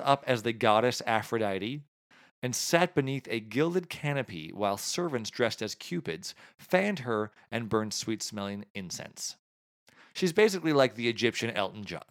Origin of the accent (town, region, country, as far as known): Canada